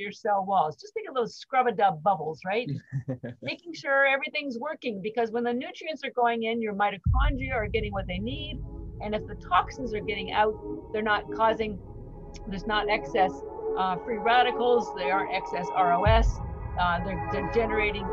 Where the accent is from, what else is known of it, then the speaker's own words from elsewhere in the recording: Canada; moved away as an adult; now in Boston, United States; I'm actually Canadian, but I've lived in Boston for 33 years, almost 34